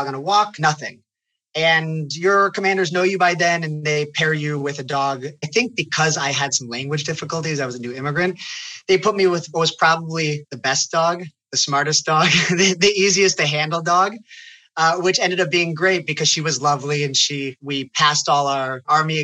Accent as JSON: {"language": "English", "town": "Chicago", "region": "Illinois", "country": "United States", "tie": "born or raised there", "said": "instilled their love for Israel in us when we were growing up in Chicago"}